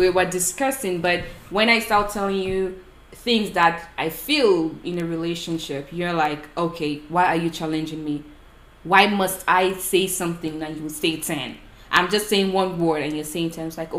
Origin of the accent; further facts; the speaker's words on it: Nigeria; men sometimes abuse the woman physically, but because we're from Nigeria